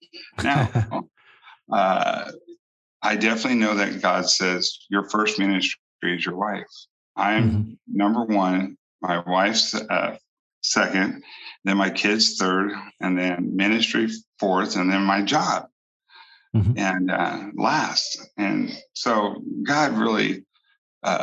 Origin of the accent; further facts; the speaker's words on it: Bakersfield, California, United States; moved away as an adult; also born or lived in Alaska; now in Bakersfield, United States; Although this is my hometown